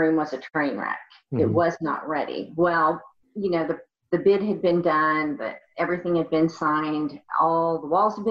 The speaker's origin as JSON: {"language": "English", "region": "Kentucky", "country": "United States", "tie": "born or raised there", "also_born_or_lived": "Oklahoma", "said": "I was born in Oklahoma, but grew up in Kentucky"}